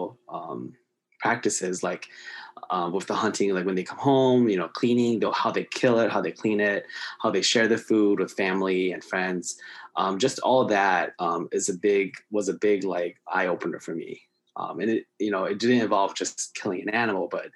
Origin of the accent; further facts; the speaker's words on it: California, United States; I was born in California